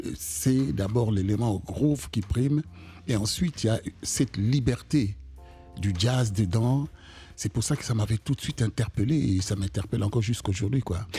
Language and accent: French; Kinshasa, DR Congo; moved away as an adult; also born or lived in Brussels, Belgium / United States; now in France; je viens du Congo, Kinshasa